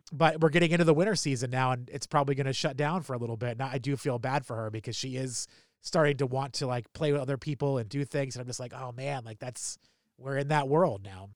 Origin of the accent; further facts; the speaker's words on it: New Hampshire, United States; now in Baltimore, United States; I'm from New Hampshire